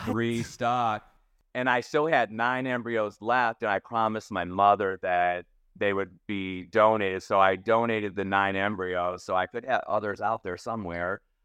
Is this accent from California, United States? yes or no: no; Toledo, Ohio, United States; moved away as an adult; also born or lived in Florida; I grew up in Toledo, Ohio